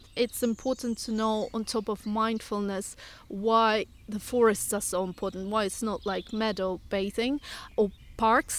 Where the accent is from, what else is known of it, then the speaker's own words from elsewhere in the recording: Russia; moved away as an adult; now in United Kingdom; originally from Russia, but I've been living here for fifteen years, so half my life.